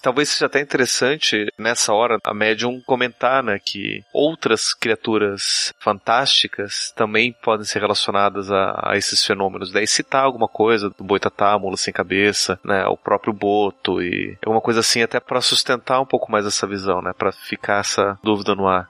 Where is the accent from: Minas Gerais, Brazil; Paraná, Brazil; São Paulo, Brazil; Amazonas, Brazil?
Paraná, Brazil; Curitiba; Eu sou de Curitiba